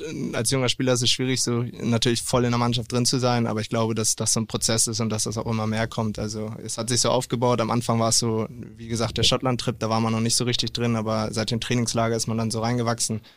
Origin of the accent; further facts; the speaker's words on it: Delingsdorf, Schleswig-Holstein, Germany; now in Ahrensburg, Germany; ich bin aufgewachsen in Delingsdorf